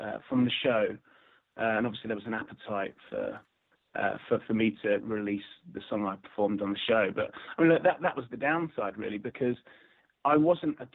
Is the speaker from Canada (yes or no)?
no; Luton, East of England, United Kingdom; I joined a local church choir in my local town. I'm originally from Luton, and so I went in the church choir, and I spent from the age of six up to the age of 16.